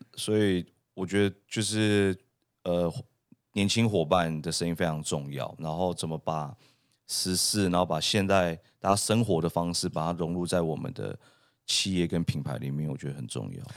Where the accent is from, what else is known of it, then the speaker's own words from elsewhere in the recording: Taiwan; also born or lived in Canada; 它非常代表我们台湾人的一个文化